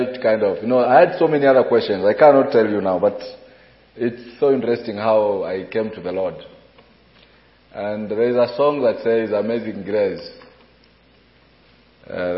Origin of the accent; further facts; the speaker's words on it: Mombasa, Mombasa County, Kenya; I'm a pastor in Mombasa, Kenya. I grew up in Mombasa